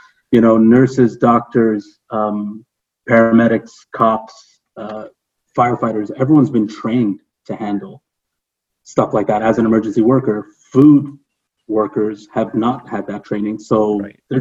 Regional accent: Toronto, Ontario, Canada; moved away; I'm from Ontario, I'm from Toronto

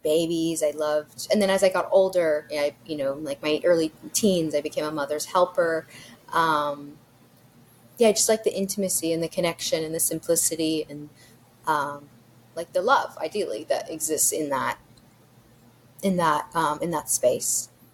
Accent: New York City, New York, United States; now in Texas, United States; growing up in New York City, growing up in Greenwich Village

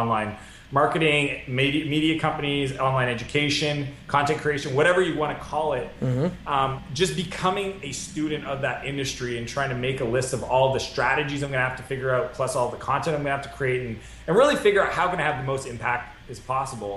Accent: Moncton, New Brunswick, Canada; moved away as an adult; also born or lived in San Francisco; my hometown because I built Clarity out of Canada

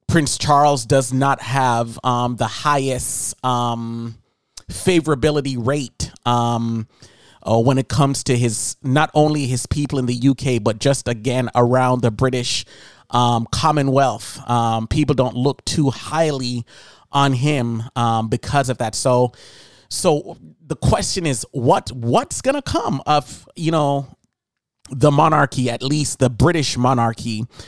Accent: Jamaica; moved away; growing up in Jamaica

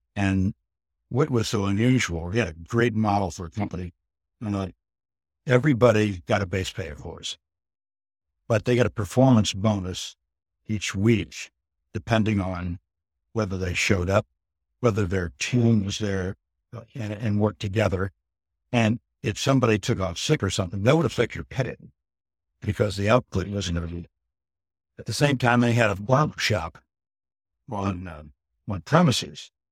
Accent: Ohio, United States; moved away; also born or lived in Austin / Houston / Phoenix / Myrtle Beach; I'm originally from Ohio and, um, lived in Austin, Houston, Phoenix, Myrtle Beach

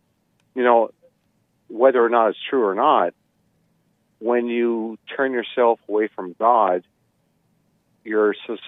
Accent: Canada; I'm Canadian

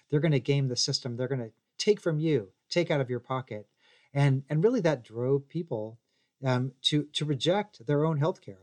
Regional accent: Missouri, United States; now in Tennessee, United States; I'm from Missouri. I live in Tennessee.

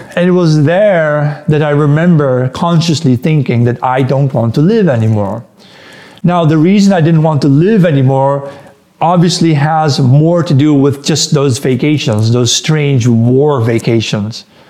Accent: Netherlands; also born or lived in Antwerp, Belgium; I'm Dutch, but uh, I was born in the Netherlands, and then when I was one day old, they moved me to Belgium, where I lived, the, spent the first three years of my life there near Antwerp

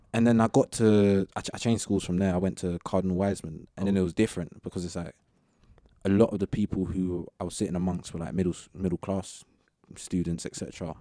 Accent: Southall, London, United Kingdom; pretty much grew up in the same area

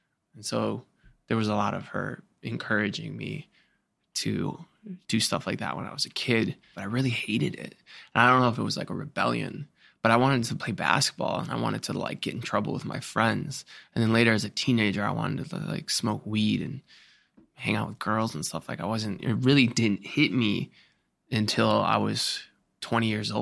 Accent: Cleveland, Ohio, United States; I come from Cleveland, Ohio, which is blue collar town and a lot of toxic masculinity and all that I was a part

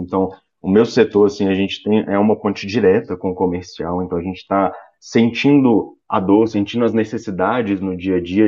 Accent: Minas Gerais, Brazil; sou mineirinho

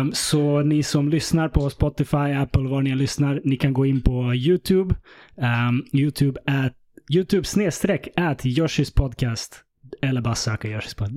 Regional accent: Stockholm, Stockholm County, Sweden; jag växte upp i Vällingby

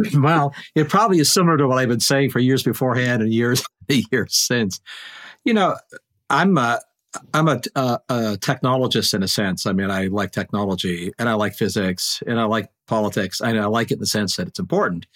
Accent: Canada; now in Maine, United States; And I am a Canadian.

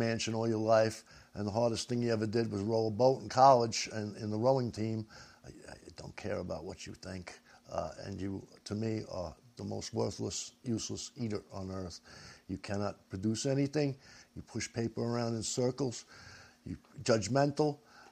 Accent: New York City, New York, United States; moved away; also born or lived in Great South Bay, Long Island; I'm from New York City.

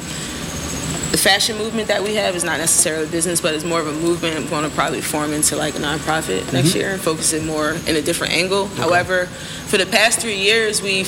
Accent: Philadelphia, Pennsylvania, United States; I grew up in Philly in the 80s, the crack era

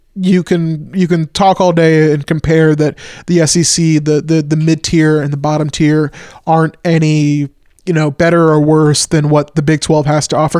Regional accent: Oklahoma, United States; growing up in Oklahoma

